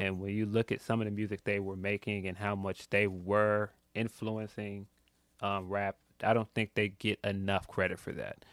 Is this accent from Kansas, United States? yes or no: no; Chicago, Illinois, United States; I'm from Chicago